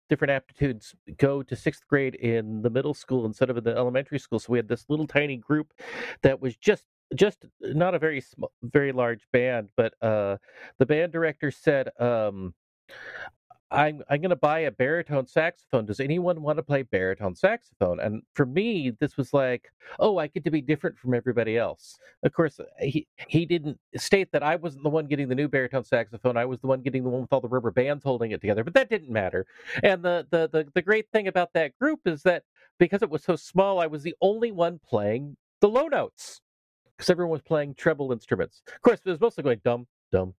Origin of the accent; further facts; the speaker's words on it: Los Altos, California, United States; also born or lived in England / San Jose, California; I moved to from San Jose to Los Altos, which is a small city close to Cupertino